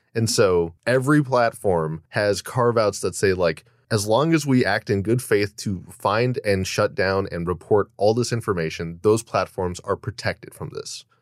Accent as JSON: {"language": "English", "country": "United States"}